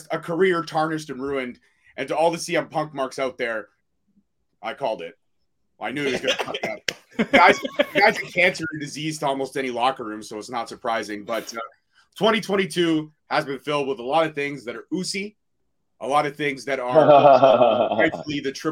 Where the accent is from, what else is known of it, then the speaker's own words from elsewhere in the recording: Canada; as a Canadian